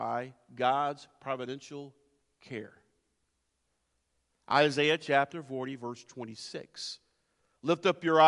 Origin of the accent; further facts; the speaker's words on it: near the Blue Ridge Mountains, Blue Ridge Mountains area, United States; I grew up near the Blue Ridge Mountains